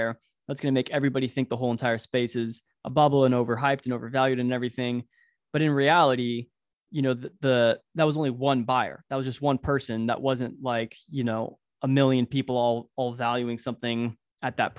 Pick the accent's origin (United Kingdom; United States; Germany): United States; Orange County, California; I'm from Orange County